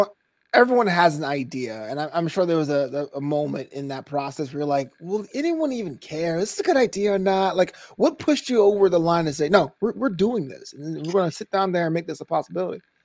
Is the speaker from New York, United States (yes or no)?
yes; New York City, New York, United States; I grew up in Brooklyn.